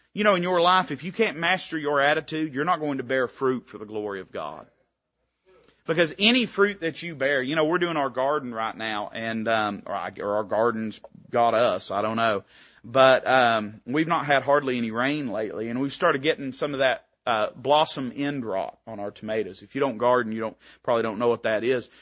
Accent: Tennessee, United States; I was raised in Tennessee.

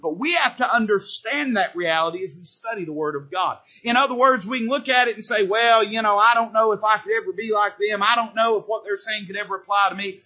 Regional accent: United States; I'm not saying that I'm not proud to be an American

